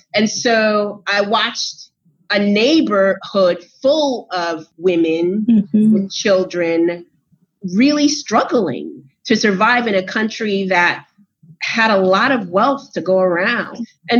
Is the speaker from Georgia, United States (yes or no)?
no; New York City, New York, United States; So I grew up in New York City, and I was raised by a single mother who was an immigrant. She's an immigrant from Panama. My father is from the South, so he's African-American.